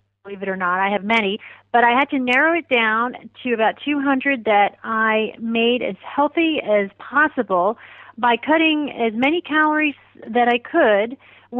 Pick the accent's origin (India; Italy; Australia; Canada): India; born there; I was born in India, so I have a real love for Indian food